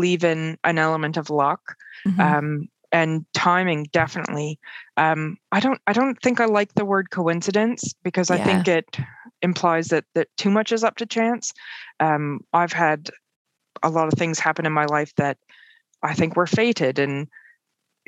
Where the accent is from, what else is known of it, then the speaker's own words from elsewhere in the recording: north of Toronto, Ontario, Canada; moved away as an adult; also born or lived in Halifax, Nova Scotia; now in Aylesford, United Kingdom; I grew up in outside of Toronto, north of Toronto, in a beautiful neighborhood